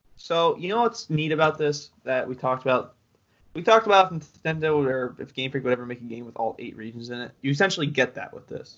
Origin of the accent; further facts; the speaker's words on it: United States; I'm American